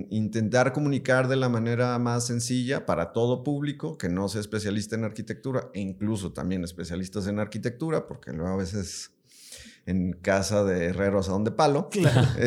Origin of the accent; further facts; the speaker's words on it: Yurécuaro, Michoacán, Mexico; now in Guadalajara, Mexico; Bueno, yo ni soy de aquí, ¿verdad?